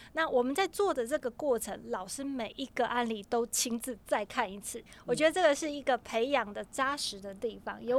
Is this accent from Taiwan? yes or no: yes; Taiwan; 我们的骄傲，台湾人的骄傲。